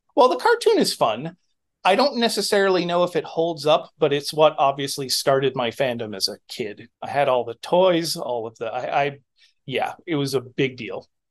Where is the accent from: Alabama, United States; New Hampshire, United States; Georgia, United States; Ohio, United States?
New Hampshire, United States; moved away; also born or lived in Northampton, Massachusetts; I grew up in New Hampshire in the eighties